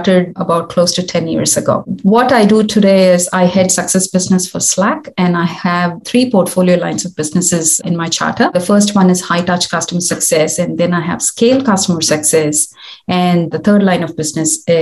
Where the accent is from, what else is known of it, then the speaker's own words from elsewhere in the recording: India; moved away as an adult; also born or lived in New Zealand; now in Australia; I was born in India. And I grew up there.